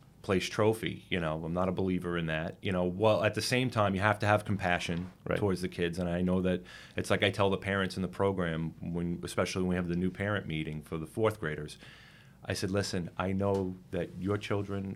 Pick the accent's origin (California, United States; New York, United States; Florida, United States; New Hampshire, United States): New York, United States; Deer Park; now in East Meadow, United States; So I grew up in Long Island in Suffolk County in Deer Park, and I've lived in East Meadow for 20 years after a short stint in New York City.